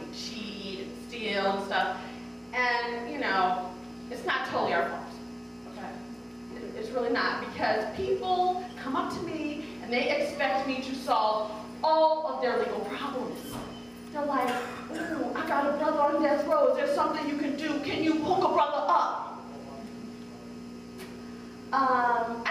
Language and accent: English; Oak Park, Illinois, United States; I grew up in the suburb of Chicago called Oak Park